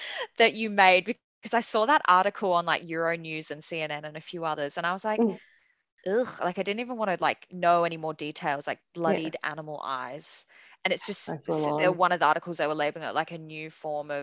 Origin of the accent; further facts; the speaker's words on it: Perth, Western Australia, Australia; Growing up in Perth